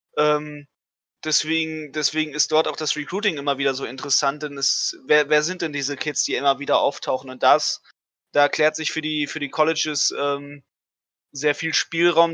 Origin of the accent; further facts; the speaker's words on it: Germany; bei uns in Deutschland